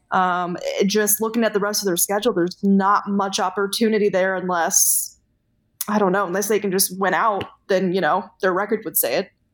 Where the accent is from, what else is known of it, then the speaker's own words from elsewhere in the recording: Indiana, United States; I'm from Indiana.